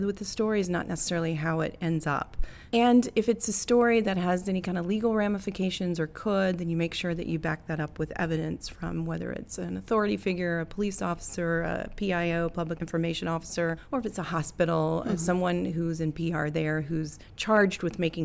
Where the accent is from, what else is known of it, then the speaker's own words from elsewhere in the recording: North Carolina, United States; moved away; I'm from North Carolina originally.